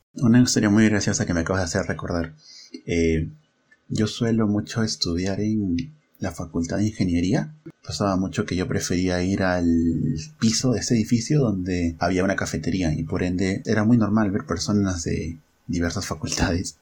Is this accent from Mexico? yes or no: no; Huacho, Lima, Peru; yo soy de Huacho